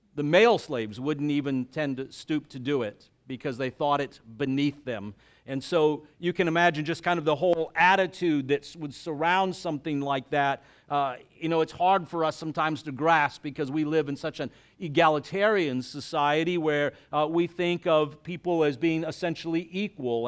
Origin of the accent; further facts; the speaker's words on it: the South, United States; I was raised in the South, and my dad was in oil